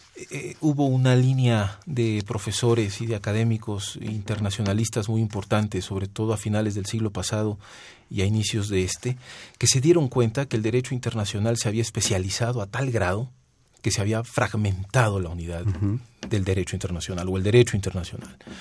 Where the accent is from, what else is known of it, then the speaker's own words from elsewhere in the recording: Guerrero, Mexico; also born or lived in Milan, Italy; yo soy guerrerense, yo soy de igual a Guerrero